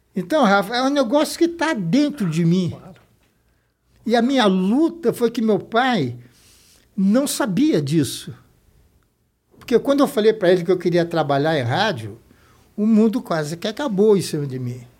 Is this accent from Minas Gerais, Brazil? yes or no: no; São Paulo, Brazil; also born or lived in Rio de Janeiro, Brazil; a gente veio do Rio para São Paulo, São Paulo em 45 era, entre aspas, uma província